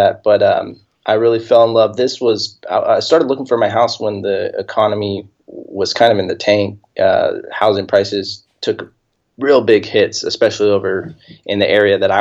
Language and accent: English; Hemet, California, United States; now in Temecula, United States; I was born and raised here in Southern California. Grew up, I live in Temecula right now, but I grew up in a town about 20 minutes from here called Hemet, small little town